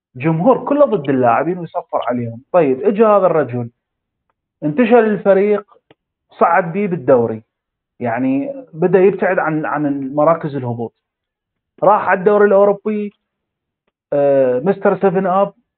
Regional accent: Iraq; احنا عندنا بالعراق

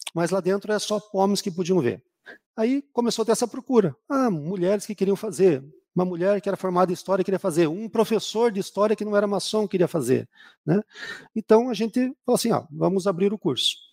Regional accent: Curitiba, Paraná, Brazil; also born or lived in Rio de Janeiro; Eu sou de Curitiba

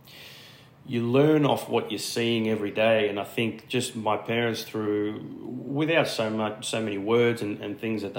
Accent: Sydney, New South Wales, Australia; also born or lived in Canley Heights / Bossley Park; I guess we grew up in Canley Heights for the first few years. Then we moved out to Bosley Park, and then lived there until I moved out of home. But always sort of been out in the western suburbs of Sydney.

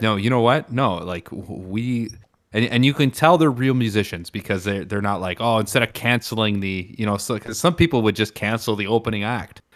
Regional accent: Canada; I'm Canadian

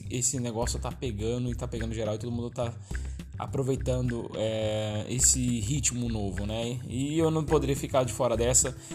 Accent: São Paulo, Brazil; accent: mix of paulista, baiano and mineiro; o nosso sotaque daqui, tipo, é muito peculiar, peculiar né? E a gente e é do Vale do Paraíba, é, a gente arrasta muito o lado dos mineiros aqui, né? Eu, particularmente, aí tenho é, alguns sotaques aí meio que indecisos, né? Meio paulista, meio baiano e meio mineiro

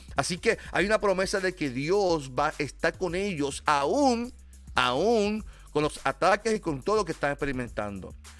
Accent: Carolina, Puerto Rico; soy de Carolina

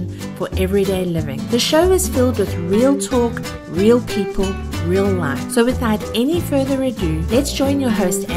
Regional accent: South Africa; I grew up in South Africa

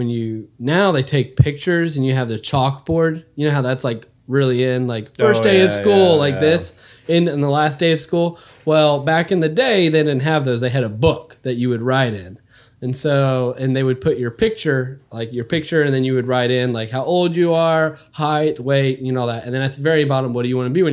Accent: Cleburne, Texas, United States; So I grew up in Cleburne, Texas, and I was born at the hospital there

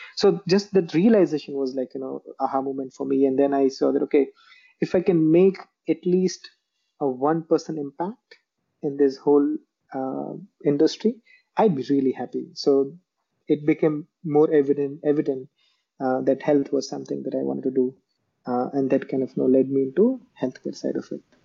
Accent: Jamnagar, Gujarat, India; moved away as an adult; now in Bangalore, India; I am originally from a place called Jamnagar um, in Gujarat, India.

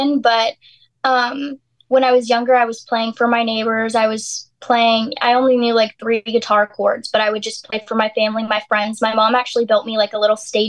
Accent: Georgia, United States; born or raised there; moved away as an adult; now in Nashville, United States

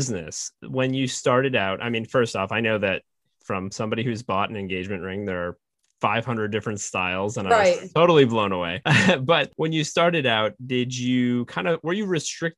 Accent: Fort Kent, Maine, United States; I am from Maine

